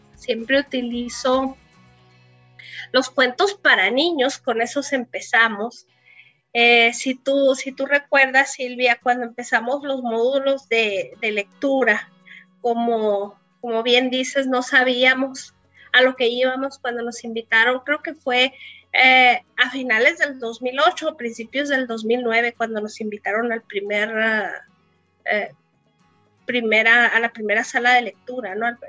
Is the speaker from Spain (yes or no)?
no; Cananea, Sonora, Mexico; born or raised there; also born or lived in San Luis Río Colorado